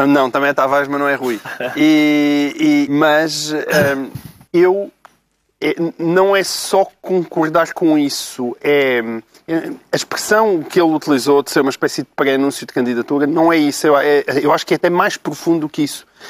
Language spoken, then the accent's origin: Portuguese; Portalegre, Alentejo, Portugal; na minha terra, a minha grande terra de Porto Alegre